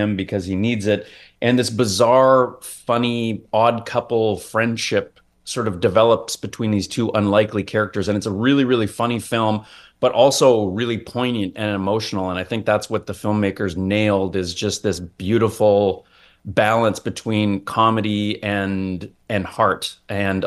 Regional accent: Toronto, Ontario, Canada; also born or lived in Vancouver, British Columbia; now in Hamilton, Canada; I was born out in Vancouver, but I really was raised in Ontario. So I lived in Toronto for a long time

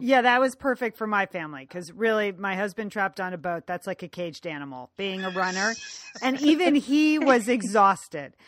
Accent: Ireland; as an Irish woman

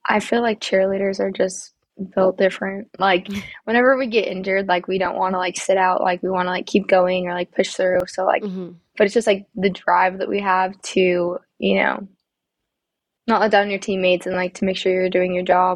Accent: Osage, Wyoming, United States; now in Dallas, United States; I am from Osage, Wyoming, in the middle of nowhere, population of like 200.

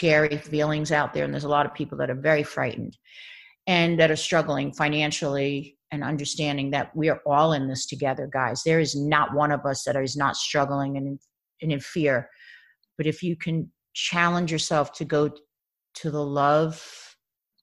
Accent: Baldwin, New York, United States; moved away as an adult; also born or lived in The Bronx; now in Los Angeles, United States; I grew up in Baldwin, Long Island

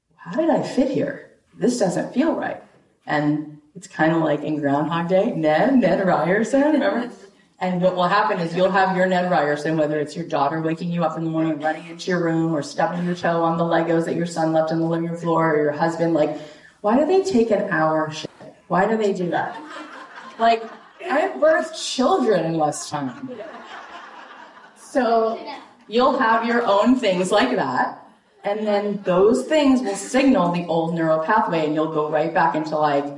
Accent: Boca Raton, Florida, United States; moved away as an adult; also born or lived in Jerusalem, Israel / Los Angeles, California; now in Boca Raton, United States; I grew up right here in Boca Raton, Florida

